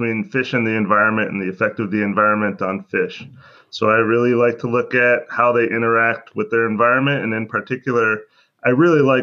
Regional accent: Seattle, Washington, United States; moved away as an adult; also born or lived in Georgia / Wisconsin / Louisiana; now in Michigan, United States; I was born and raised in Seattle

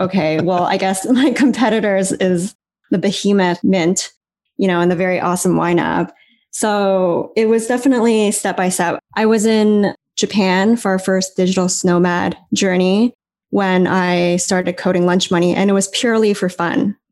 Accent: Canada; moved away as an adult; also born or lived in San Francisco; now in Taipei, Taiwan; growing up in Canada

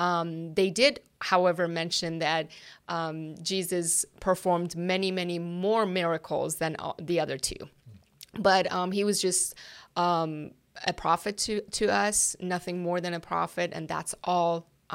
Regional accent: Iran; English is a second language; moved away as an adult; now in United States; Yes, and I was born and raised in Iran.

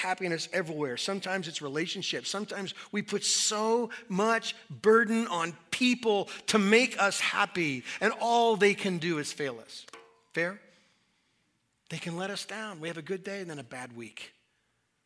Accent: Southwest, United States; When I was a kid, I grew up in the Southwest.

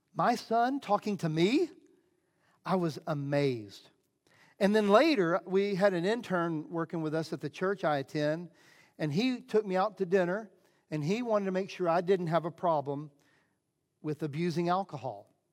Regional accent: Southeast, United States; I grew up in the Southeast, uh, evangelical Christian

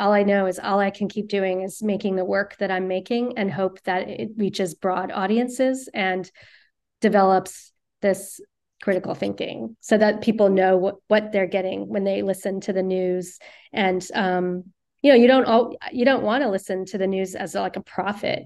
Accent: Virginia, United States; now in New York City, United States; growing up in Virginia

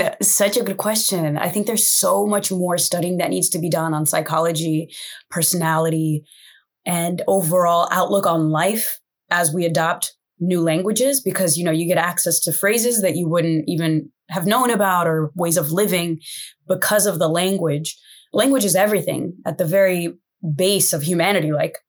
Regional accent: United States; also born or lived in Brazil; And in America, I wasn't American enough. So I was living in between cultures and that's how I grew up.

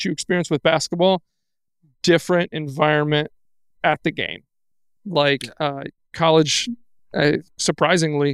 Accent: Texas, United States; I grew up in Texas

